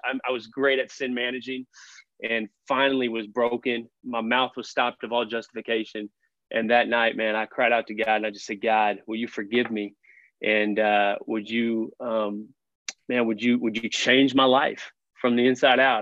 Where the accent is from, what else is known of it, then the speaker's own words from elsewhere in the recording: Fort Worth, Texas, United States; I grew up on the Fort Worth side